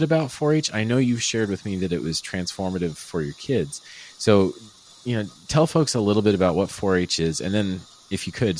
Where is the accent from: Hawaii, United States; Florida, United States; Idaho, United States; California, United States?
Florida, United States; South; And so I grew up in South Florida, in almost, it wasn't quite rural where I grew up, but it was, we had a lot of horses.